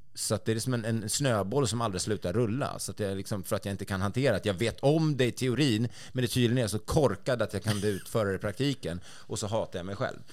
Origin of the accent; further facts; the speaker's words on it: Sweden; som svensk